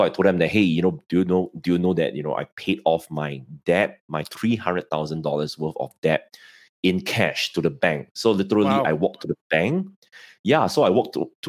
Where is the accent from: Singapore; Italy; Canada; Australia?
Singapore; I'm in Singapore and, I'm from Singapore